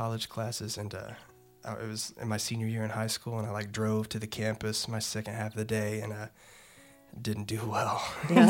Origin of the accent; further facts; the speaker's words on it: Purcell, Oklahoma, United States; I'm originally from Purcell, Oklahoma. Mike and I both basically grew up there